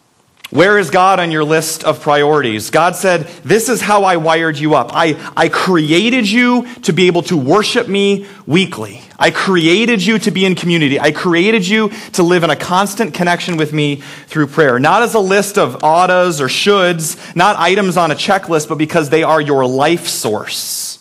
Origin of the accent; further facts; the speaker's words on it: Iowa, United States; also born or lived in Minnesota; I moved to Iowa when I was 8 weeks old, so I consider this as my home, even though I was born in Minnesota